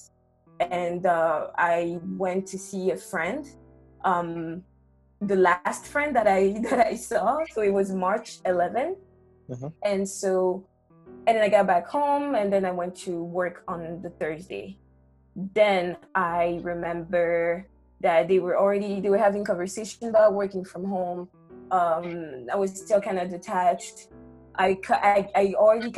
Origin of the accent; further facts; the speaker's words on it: Gabon; moved away as an adult; also born or lived in Chicago, United States; now in New York, United States; I am from Gabon